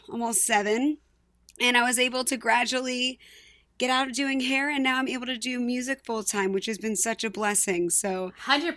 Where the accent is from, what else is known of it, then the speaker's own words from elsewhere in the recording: Palmyra, United States; I was born and raised in Palmyra, graduated in 2013.